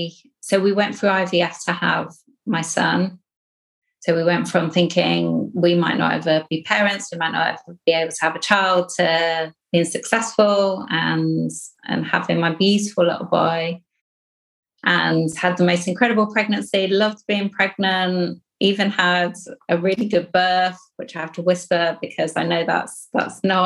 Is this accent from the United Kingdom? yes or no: yes; Hastings, South East England, United Kingdom; moved away as an adult; now in Sheffield, United Kingdom; I was born in Hastings on the south coast of England. So by the sea.